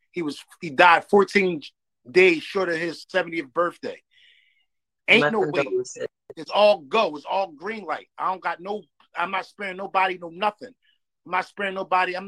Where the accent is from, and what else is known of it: Philadelphia, Pennsylvania, United States